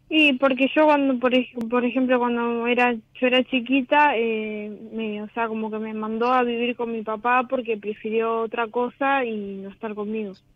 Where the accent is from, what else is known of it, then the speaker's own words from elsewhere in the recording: Bolívar, Buenos Aires Province, Argentina; De Bolívar